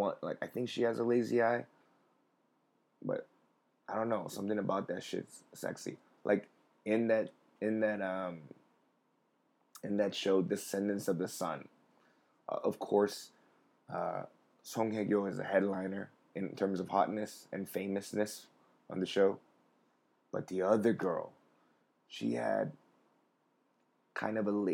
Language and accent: English; United States; as an American